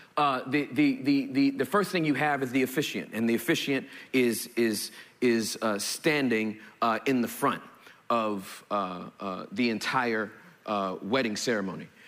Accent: Valinda, California, United States; also born or lived in Inglewood, California; I, grew up in a city called Valinda, California

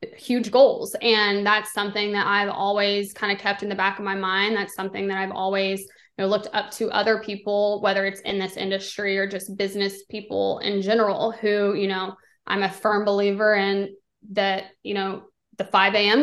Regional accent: Texas, United States; I'm originally from Texas, so I grew up, you know, having tickets.

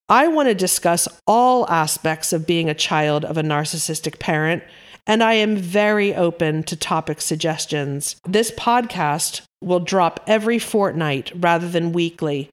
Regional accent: East Coast of America, United States; moved away as an adult; also born or lived in Yorkshire, England; now in United Kingdom; Born and raised on the East Coast of America, I planted my roots in the Yorkshire countryside of England about thirty-ish years ago

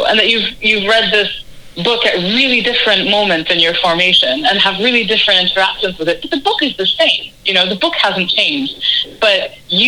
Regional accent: Canada; growing up in Canada

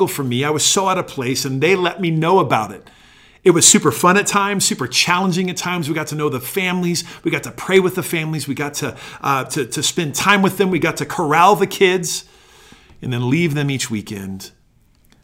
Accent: Sandy, Utah, United States; also born or lived in Phoenix, Arizona; I grew up here in Sandy, a suburb of Salt Lake City

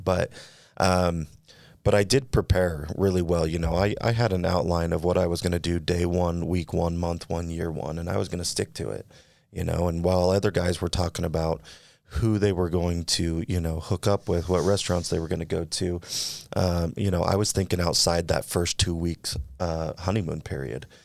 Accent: California, United States; now in Utah, United States; I'm from California

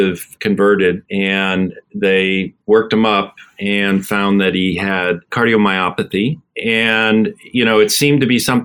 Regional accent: Abington, Pennsylvania, United States; also born or lived in Buffalo, New York; I'm originally from Buffalo, New York. And when I was 8 years old, my father was transferred to Philadelphia

